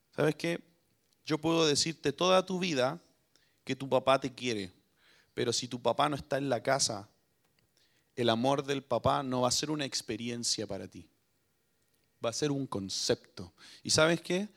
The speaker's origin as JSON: {"language": "Spanish", "country": "Chile"}